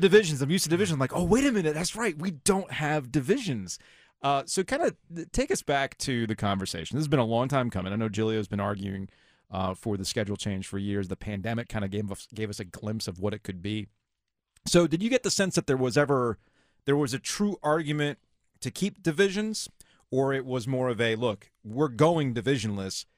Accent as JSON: {"language": "English", "region": "South Florida", "country": "United States", "tie": "born or raised there", "moved": "yes", "said": "I grew up driving in South Florida"}